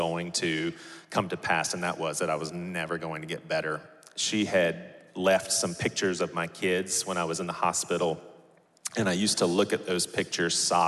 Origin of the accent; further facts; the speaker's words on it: Charleston, South Carolina, United States; So born and raised in Charleston, like sixth generation Charleston boy